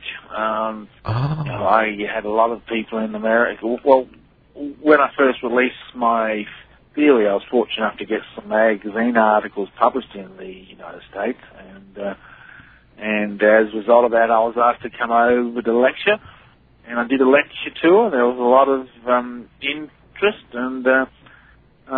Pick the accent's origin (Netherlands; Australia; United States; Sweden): Australia; Adelaide, South Australia; I was born in Adelaide